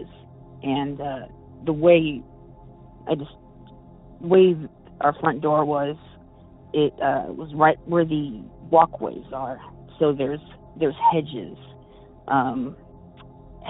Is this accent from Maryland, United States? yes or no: no; Bay Area, California, United States; I'm from the Bay Area